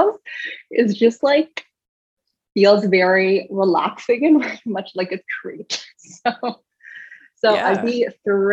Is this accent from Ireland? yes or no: no; Canada; I live in Canada, right? I'm a Canadian